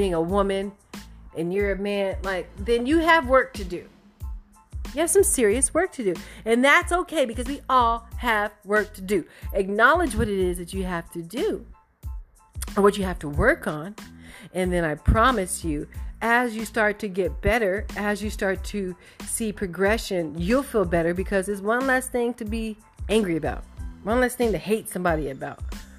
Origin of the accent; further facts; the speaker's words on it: Arizona, United States; I'm from Arizona.